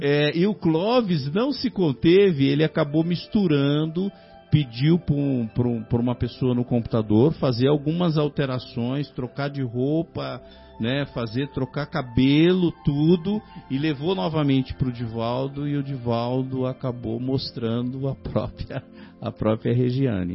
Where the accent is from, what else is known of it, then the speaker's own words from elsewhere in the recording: São Paulo, Brazil; Eu sou de São Paulo, né? Sou de São Paulo